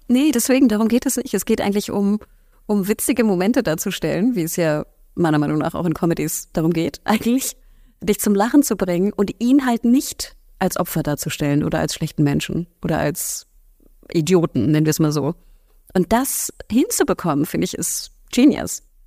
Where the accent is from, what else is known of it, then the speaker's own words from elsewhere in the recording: Hamburg, Germany; wenn man Hamburgerin ist, und ich bin Hamburgerin